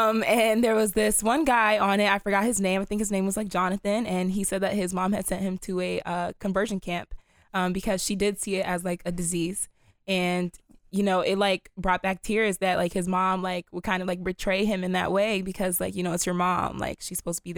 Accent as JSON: {"language": "English", "town": "Silver Spring", "region": "Maryland", "country": "United States", "said": "I am from Silver Spring, Maryland."}